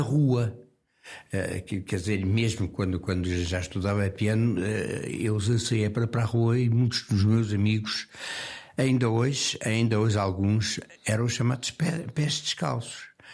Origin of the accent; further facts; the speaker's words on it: Lisbon, Portugal; eu nasci no Campo Grande uh, numa, numa casa que foi, que, que foi a última coisa que, que, me ligou a Lisboa